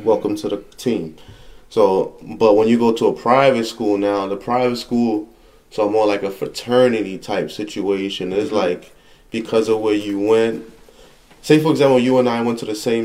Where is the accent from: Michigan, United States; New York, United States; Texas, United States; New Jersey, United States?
New Jersey, United States; I was from Jersey, I went to Long Island City, Queens